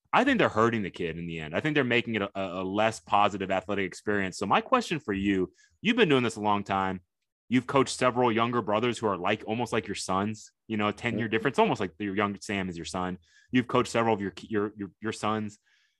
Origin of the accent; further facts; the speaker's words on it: Tokyo, Japan; born there; moved away; I was born in Tokyo, Japan. So wow. I'm half Japanese. My mom's Japanese.